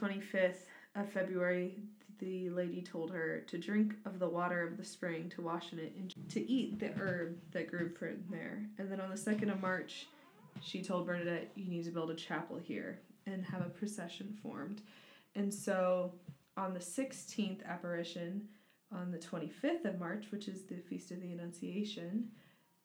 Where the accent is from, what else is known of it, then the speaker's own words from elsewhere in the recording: United States; as an American